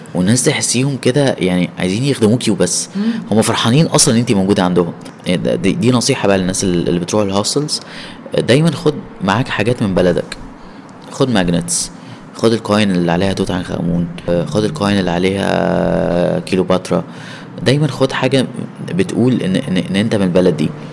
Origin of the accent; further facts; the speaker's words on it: Egypt; من مصر